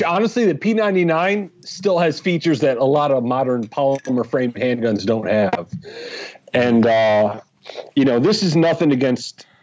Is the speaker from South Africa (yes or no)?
no; Michigan, United States; moved away as an adult; also born or lived in Los Angeles; now in Fort Smith, United States; I grew up in Michigan